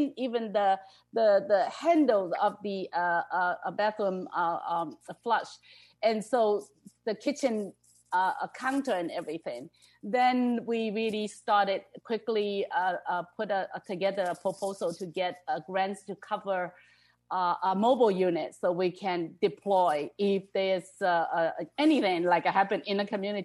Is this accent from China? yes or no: yes; China; moved away; I came from China originally